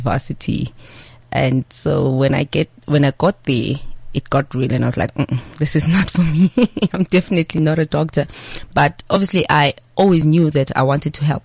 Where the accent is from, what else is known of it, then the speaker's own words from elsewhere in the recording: Eswatini; moved away; I'm from Swaziland. I don't hide that fact. They know that I was born and raised there.